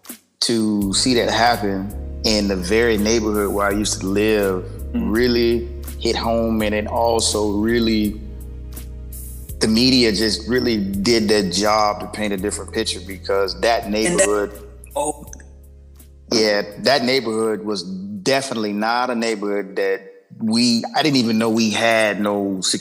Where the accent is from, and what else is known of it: Sanford, Florida, United States; born or raised there; also born or lived in DMV (Washington, D.C. area); now in Washington, D.C. area, United States